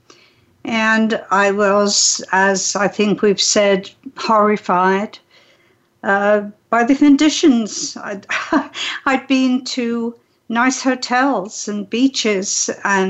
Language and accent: English; England, United Kingdom; moved away as an adult; also born or lived in Switzerland / Canada / Hawaii; now in San Diego, United States; I was raised in England